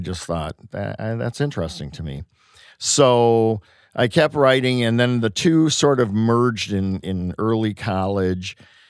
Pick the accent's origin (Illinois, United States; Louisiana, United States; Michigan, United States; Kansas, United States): Michigan, United States; Detroit; born there; born on Wayne State's campus in 1953.